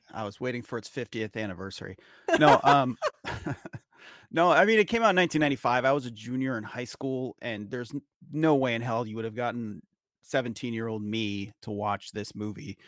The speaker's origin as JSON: {"language": "English", "town": "Gresham", "region": "Oregon", "country": "United States", "tie": "born or raised there", "also_born_or_lived": "rural small town (unnamed)", "said": "place I grew up, you know, or until I was in fourth grade, and then I moved to Gresham, which is a suburb of Portland, Oregon"}